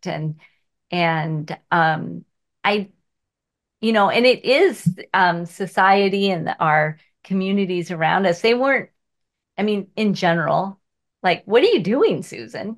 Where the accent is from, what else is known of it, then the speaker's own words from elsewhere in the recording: Seattle, Washington, United States; I was born in Seattle, and here I am, three miles from where I grew up